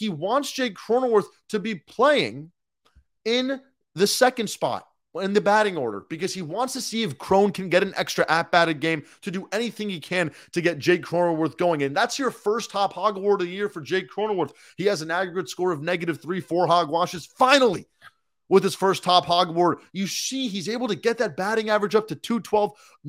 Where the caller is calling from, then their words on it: San Diego, California, United States; I'm tuning in from San Diego, California.